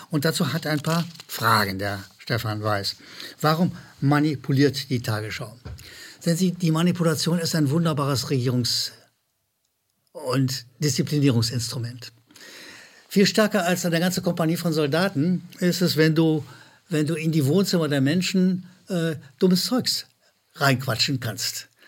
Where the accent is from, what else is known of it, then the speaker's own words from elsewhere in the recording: Rhineland, Germany; Ich wiederhole als Rheinländer habe ich Probleme mit Zuschauerzuschriften.